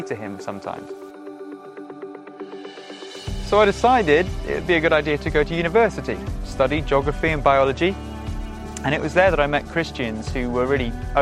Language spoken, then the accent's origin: English; Shropshire, West Midlands, United Kingdom; I grew up in Shropshire